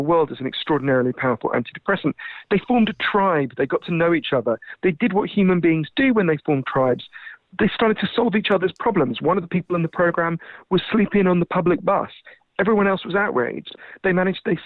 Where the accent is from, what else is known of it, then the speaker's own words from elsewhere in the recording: United Kingdom; accent: Downton Abbey; as you can tell from my weird Downton Abbey accent, I'm British